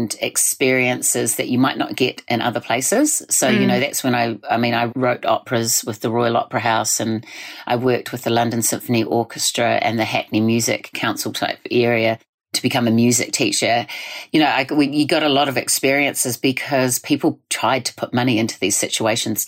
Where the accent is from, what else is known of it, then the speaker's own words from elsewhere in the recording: Waimiri, South Island of New Zealand, New Zealand; moved away as an adult; also born or lived in Singapore; now in Waiheke, New Zealand; So I was brought up in the South Island of New Zealand in a little place called Waimiri